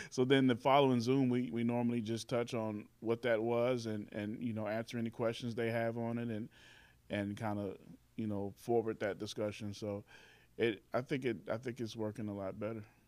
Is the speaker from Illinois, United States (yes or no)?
yes; Carbondale, Illinois, United States; also born or lived in Indianapolis, Indiana / Chicago; moved here to Carbondale to stay. And then, and I've been here, um, ever since